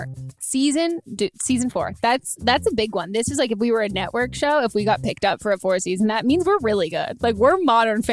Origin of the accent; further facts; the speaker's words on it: California, United States; I grew up in California